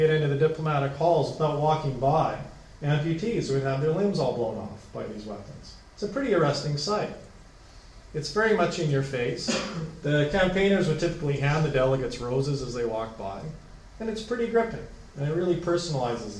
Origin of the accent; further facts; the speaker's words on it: Canada; As a Canadian